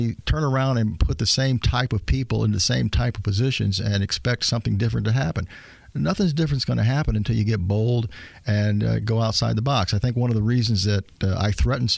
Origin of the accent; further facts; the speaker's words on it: Elkhart, Indiana, United States; also born or lived in Bloomington, Indiana; I was born in Elkhart a number of years ago